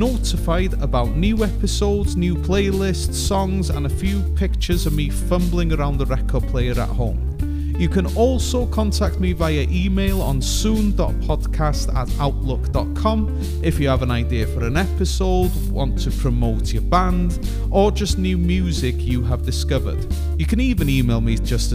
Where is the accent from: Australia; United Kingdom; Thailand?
United Kingdom; North Wales; now in Greater Manchester, United Kingdom; I am originally from the Misty Mountains of North Wales, but I am now nested in Greater Manchester